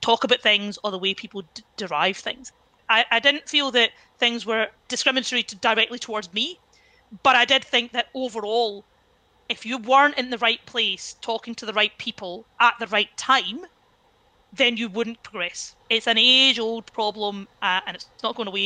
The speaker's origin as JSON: {"language": "English", "town": "Cumbernauld", "region": "Scotland", "country": "United Kingdom", "tie": "born or raised there", "said": "I grew up in Cumbernauld, went to the local state school"}